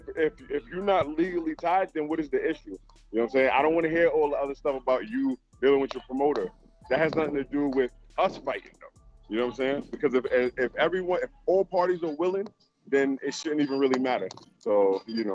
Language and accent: English; New York City, New York, United States; I'm from Brooklyn